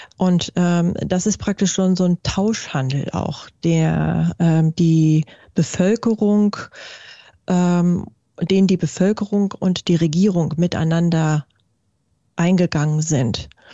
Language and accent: German; Germany; bei uns in Deutschland